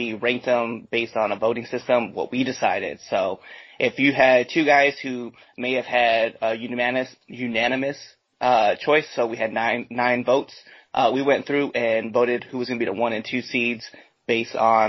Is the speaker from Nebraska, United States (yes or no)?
yes; Nebraska, United States; It's in my home state.